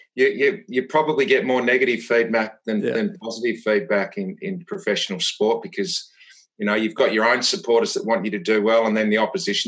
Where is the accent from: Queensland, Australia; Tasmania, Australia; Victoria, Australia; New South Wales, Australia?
Tasmania, Australia; Devonport; I grew up in Tasmania in a small town, Devonport, 25,000 people